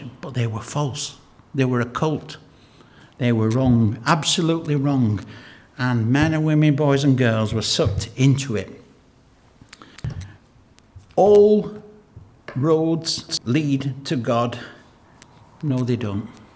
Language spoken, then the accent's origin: English; Lancashire, North West England, United Kingdom; When we were growing up in Lancashire, in a mill town in Lancashire